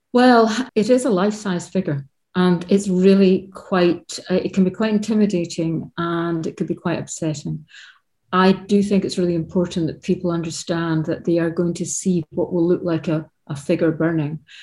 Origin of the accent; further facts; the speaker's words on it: Scotland, United Kingdom; I grew up in Scotland